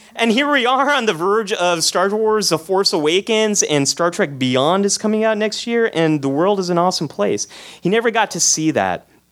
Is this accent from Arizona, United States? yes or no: no; San Jose, California, United States; I was born in San Jose, California, but you probably know this place as Silicon Valley. And I came of age right after the PC revolution